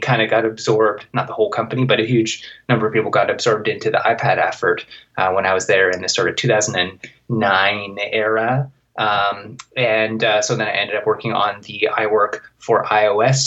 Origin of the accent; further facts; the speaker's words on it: suburbs of Vancouver, British Columbia, Canada; I started working at an internet provider in my hometown. It's like obscure tiny town in the suburbs of Vancouver.